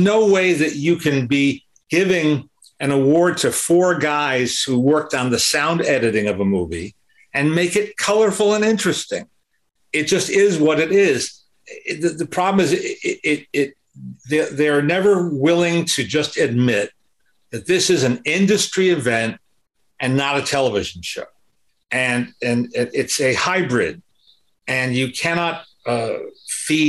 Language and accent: English; New Jersey, United States; I grew up in New Jersey